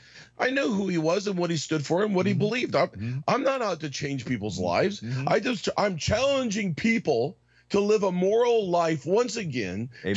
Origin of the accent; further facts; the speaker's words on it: Arizona, United States; I grew up in Arizona